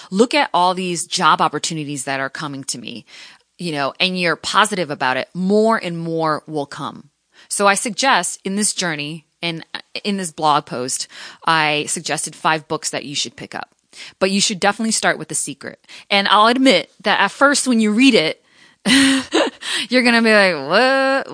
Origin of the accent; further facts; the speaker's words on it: Connecticut, United States; moved away as an adult; also born or lived in Providence / Seattle; I was the first in my family to ever go to college, to go to a, a, you know, a university, to move out from Connecticut